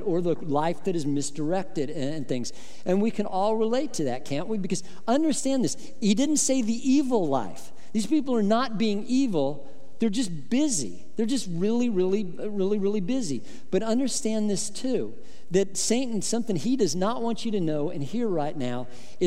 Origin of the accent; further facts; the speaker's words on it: Midwest, United States; I grew up in the Midwest